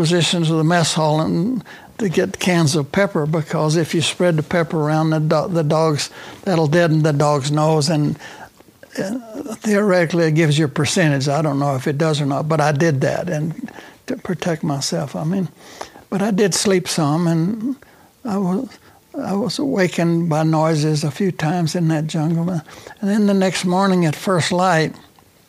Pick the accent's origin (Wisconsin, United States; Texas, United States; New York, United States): Texas, United States; Temple; also born or lived in Lubbock, Texas; I was born and raised in Temple, Texas